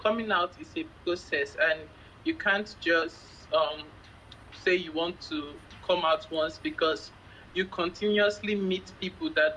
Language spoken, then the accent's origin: English; Lagos, Nigeria; I'm from Lagos, Nigeria. Yes, Lagos is a very big state in Nigeria, and it was the former capital of the country. So I was born and bred here